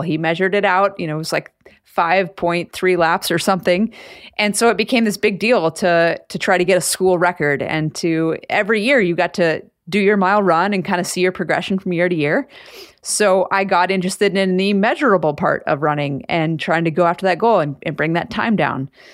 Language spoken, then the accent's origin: English; Anchorage, Alaska, United States; growing up in Anchorage